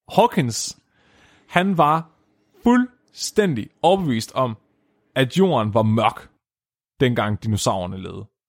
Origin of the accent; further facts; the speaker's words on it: Nyby, Tåsinge, Southern Denmark, Denmark; moved away; mit barndomshjem i Ny Nyby